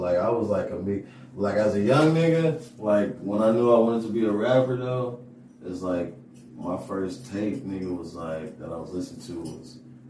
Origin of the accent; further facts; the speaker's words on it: Los Angeles, California, United States; moved away; also born or lived in Oklahoma; I'm from Pacoima, California.